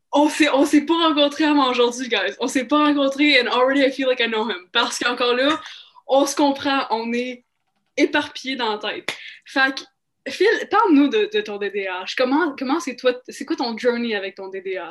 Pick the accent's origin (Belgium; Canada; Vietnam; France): Canada; Mirabel, Quebec; moved away; also born or lived in Montreal / Saskatchewan; je suis née à Montréal